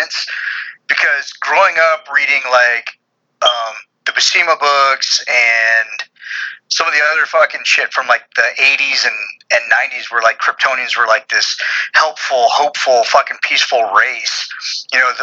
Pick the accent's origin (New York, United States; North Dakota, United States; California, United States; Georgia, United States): California, United States; Central Valley; now in Texas, United States; where I grew up in California was in the Central Valley